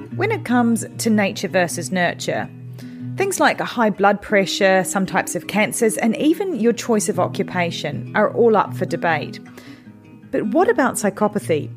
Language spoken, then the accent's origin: English; London, United Kingdom; my hometown in London